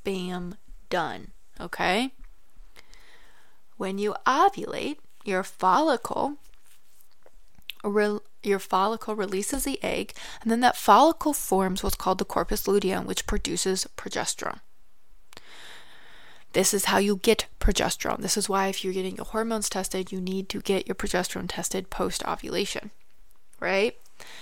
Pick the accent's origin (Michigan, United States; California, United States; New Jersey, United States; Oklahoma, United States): Michigan, United States; moved away; I'm actually originally from Michigan, and then I moved down south